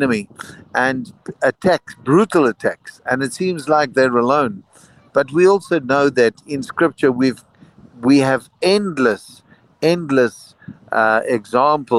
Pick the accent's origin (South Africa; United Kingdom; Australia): South Africa; as a South African, we were part of a national system that it was compulsory for any youth to go through